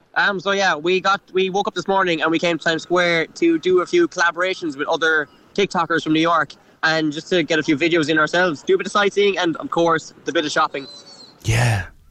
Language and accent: English; Cork, Munster, Ireland; I'm from Cork